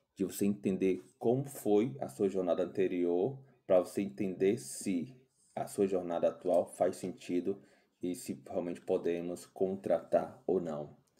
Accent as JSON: {"language": "Portuguese", "region": "Ceará", "country": "Brazil", "said": "moro aqui em Fortaleza, sou cearense."}